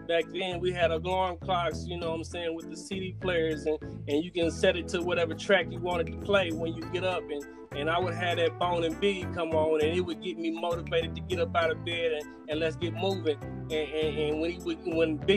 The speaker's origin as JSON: {"language": "English", "region": "Oklahoma", "country": "United States", "tie": "born or raised there", "said": "I grew up in Oklahoma"}